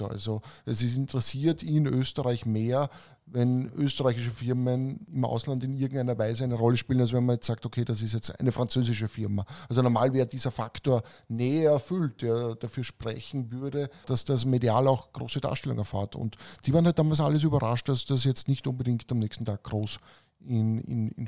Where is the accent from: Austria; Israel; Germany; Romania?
Romania; Weil bei uns in Rumänien haben sie gesagt, das ist ein Riesenthema natürlich.